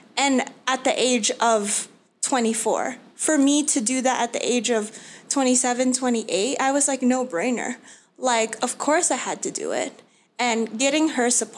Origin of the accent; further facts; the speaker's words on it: New York City, New York, United States; moved away as an adult; now in Arizona, United States; I was born and raised in New York City, in Queens, and went to college in the Bronx